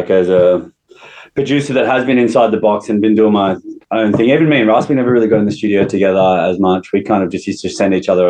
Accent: Wollongong, New South Wales, Australia; Wollongong, like the northern suburbs of Wollongong.

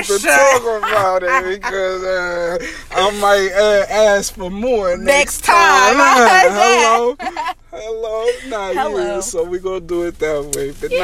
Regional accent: Bay Area, California, United States; now in Las Vegas, United States; I am from the Bay Area, California.

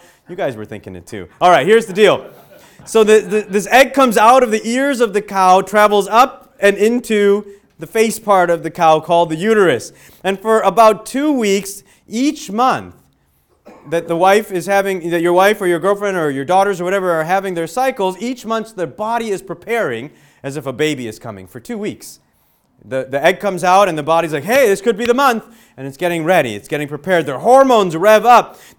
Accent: Illinois, United States; now in Western Pennsylvania, United States; but where I grew up in Illinois, in the suburbs of Chicago, there was sex ed that would happen in school, okay?

